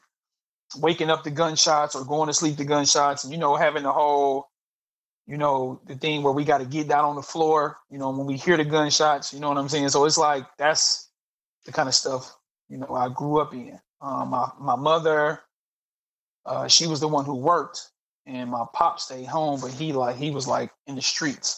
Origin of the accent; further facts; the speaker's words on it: Detroit, Michigan, United States; I grew up in Southwest Detroit